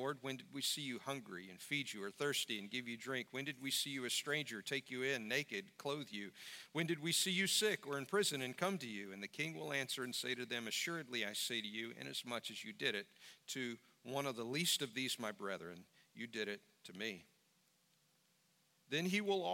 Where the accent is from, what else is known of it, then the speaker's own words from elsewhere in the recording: United States; as an American